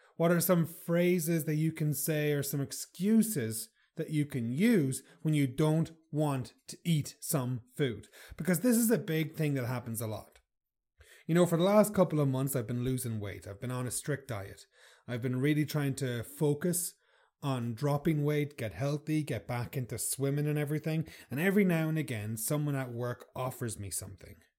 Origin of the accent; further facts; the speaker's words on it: Ireland; I'm Irish